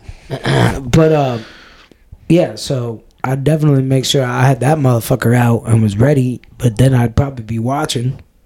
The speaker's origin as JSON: {"language": "English", "country": "United States"}